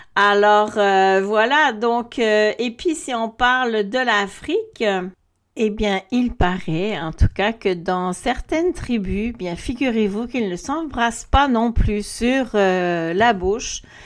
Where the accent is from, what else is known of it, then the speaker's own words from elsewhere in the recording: Belgium; moved away; also born or lived in Quebec; moi je suis belge